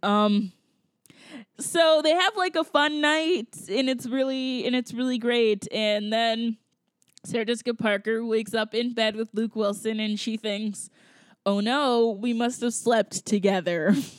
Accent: Georgia, United States; moved away; I grew up in Georgia and I grew up with people, like especially white people, who did not understand this.

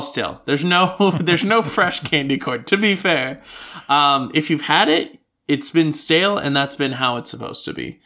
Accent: United States; now in Australia; I grew up in the United States

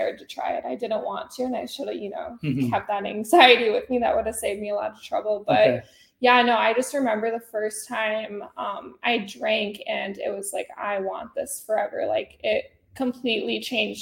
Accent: Fargo, North Dakota, United States; moved away as an adult; I was raised in Fargo, North Dakota

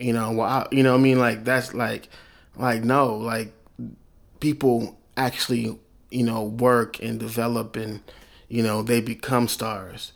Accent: Oklahoma City, Oklahoma, United States; I'm from Oklahoma City

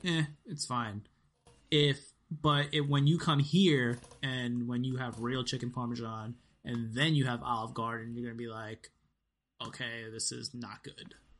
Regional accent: New York, United States; I'm from New York

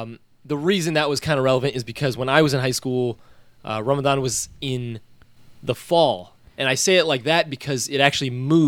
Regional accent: United States; I grew up in America, born in America

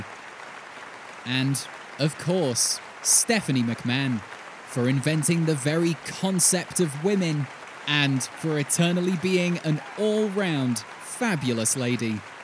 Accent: United Kingdom; I'm British.

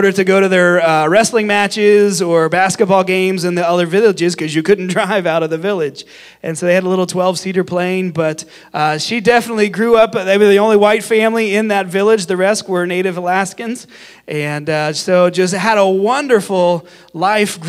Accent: Cincinnati, Ohio, United States; moved away as an adult; now in South Africa; And I grew up in Ohio, grew up in the Cincinnati area. And graduated from high school there.

